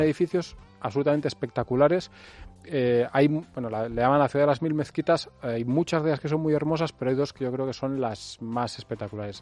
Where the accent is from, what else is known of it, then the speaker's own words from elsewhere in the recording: Spain; soy español